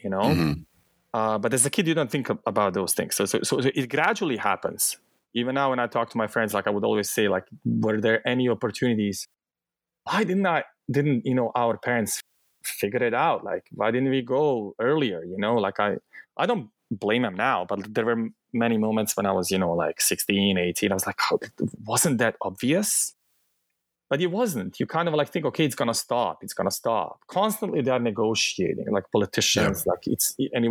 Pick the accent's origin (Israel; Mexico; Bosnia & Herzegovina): Bosnia & Herzegovina; accent: thick Bosnian; English is a second language; moved away; also born or lived in southern Bosnia and Herzegovina; the war happened in my hometown